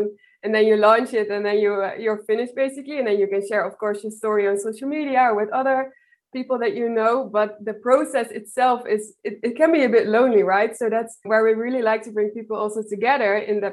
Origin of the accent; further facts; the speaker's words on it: Netherlands; from the Netherlands, and I work for Audrey, which is a startup based in Berlin